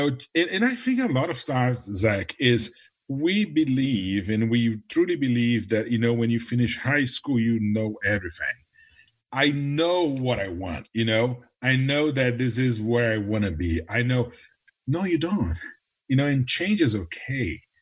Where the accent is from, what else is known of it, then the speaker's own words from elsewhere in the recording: Brazil; moved away as an adult; now in Nashville, United States; I was born in Brazil, I'm originally from Brazil